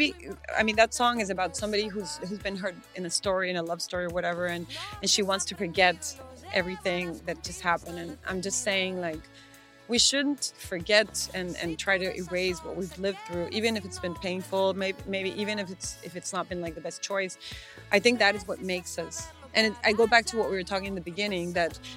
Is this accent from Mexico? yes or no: yes; Tijuana, Baja California, Mexico; we're from Tijuana